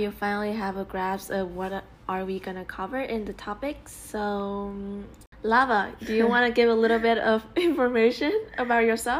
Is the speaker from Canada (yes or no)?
no; Vietnam; English is a second language; moved away as an adult; now in United States; Just FYI, I'm not from China. I'm from Vietnam.